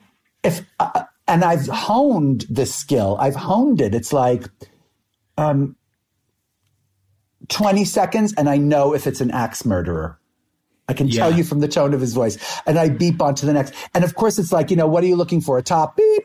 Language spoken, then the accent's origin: English; New York City, New York, United States; I moved to New York City from Brooklyn